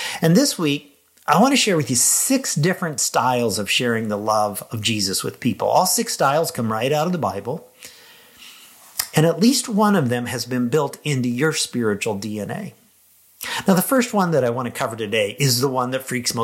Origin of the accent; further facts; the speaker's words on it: Lincoln, Illinois, United States; my hometown of Lincoln, Illinois